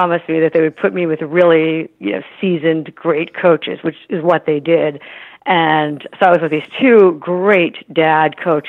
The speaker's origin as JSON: {"language": "English", "town": "New York City", "region": "New York", "country": "United States", "tie": "born or raised there", "moved": "as an adult", "lives_now": "San Francisco, United States", "said": "So I grew up in New York City, closer to where you are, New York City and Chelsea. Then later my family moved to Queens"}